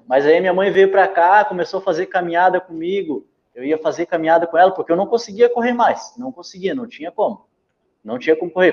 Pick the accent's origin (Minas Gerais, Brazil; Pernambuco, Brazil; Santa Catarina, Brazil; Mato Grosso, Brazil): Santa Catarina, Brazil; Bombinhas; also born or lived in Santos, São Paulo; Eu sou santista, de vez em quando vou lá em Santos, né? É, mas saí de lá com três anos, vim morar aqui no Paraíso